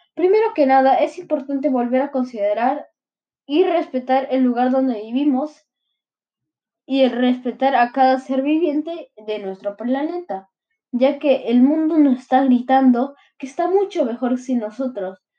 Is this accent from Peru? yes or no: yes; Peru